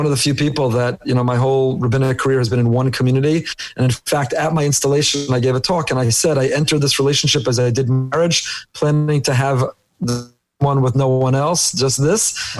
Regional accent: Teaneck, New Jersey, United States; moved away as an adult; also born or lived in Israel; now in Boca Raton, United States; I grew up in Teaneck, New Jersey. Yavne Academy, Frisch, 2 years in Israel, KBY, YU

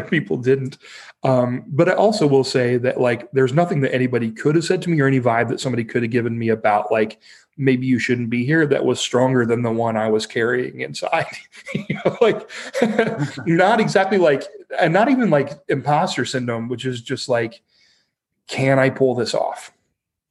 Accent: Ohio, United States; also born or lived in Chicago / New York; now in Los Angeles, United States; we're both from Ohio

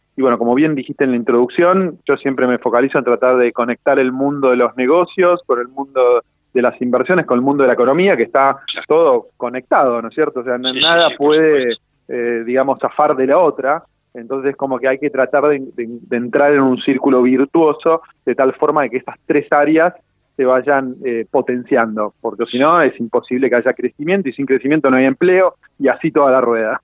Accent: Argentina; los argentinos eh, en su mayoría tenemos ideas erróneas

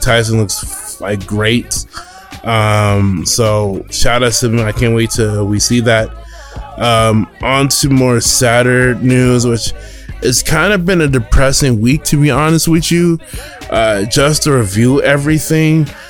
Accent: Denver, Colorado, United States; I'm from Den- Denver, raised in Denver.

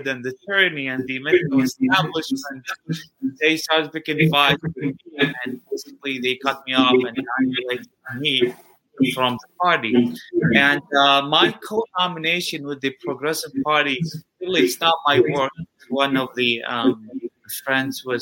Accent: Eugene, Oregon, United States; I was born here in Eugene, Oregon

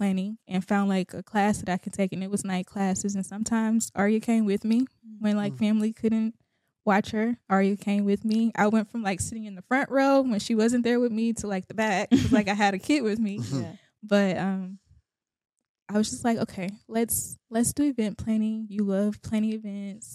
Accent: Houston, Texas, United States; born and raised in Houston, Texas

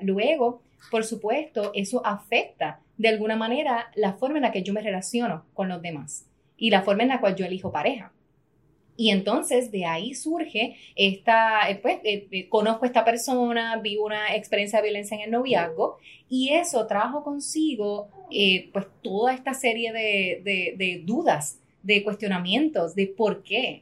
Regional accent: Puerto Rico; soy la primera puertorriqueña

